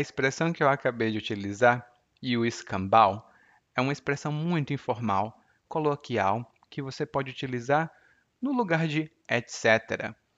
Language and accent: Portuguese; Maracanaú, Ceará, Brazil; Anísio é de Maranguape e eu sou de Maracanaú, que são duas cidades vizinhas.